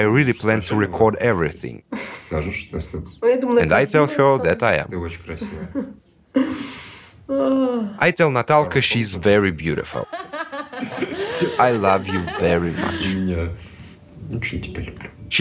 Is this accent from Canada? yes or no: no; Russia; English is a second language; moved away as an adult; also born or lived in Moscow / Kyiv; now in Ukraine; my home country by birth